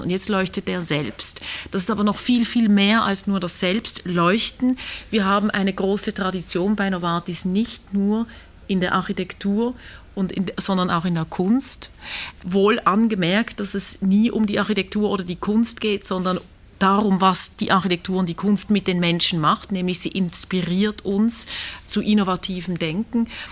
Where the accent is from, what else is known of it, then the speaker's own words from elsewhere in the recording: Basel, Basel-Stadt, Switzerland; als Basler